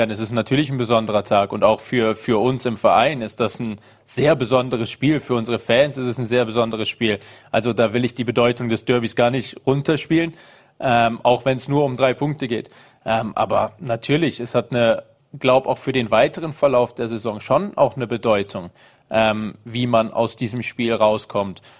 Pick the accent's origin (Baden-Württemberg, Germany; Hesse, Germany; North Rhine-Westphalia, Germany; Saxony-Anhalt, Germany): North Rhine-Westphalia, Germany; Düsseldorf; Ich komme aus Düsseldorf